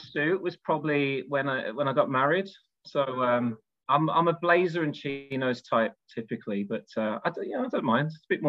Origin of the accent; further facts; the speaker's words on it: Birmingham, West Midlands, United Kingdom; moved away; I'm from Birmingham originally